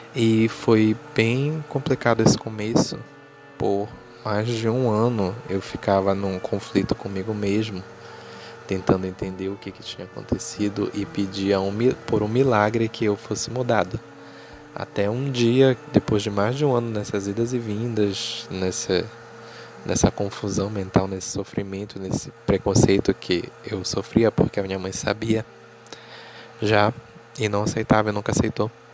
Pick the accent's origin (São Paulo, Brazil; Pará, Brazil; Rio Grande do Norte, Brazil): Pará, Brazil; Belém; eu tenho 25 anos, sou jornalista e sou de Belém